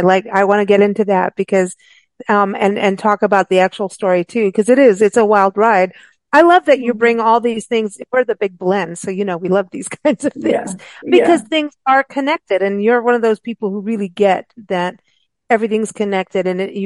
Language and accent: English; South Africa; also born or lived in Kenya; And I grew up in South Africa and Kenya.